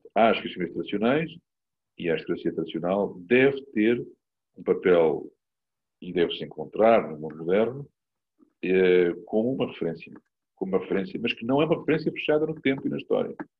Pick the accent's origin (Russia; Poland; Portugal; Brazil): Portugal; sou português e cidadão português do meu país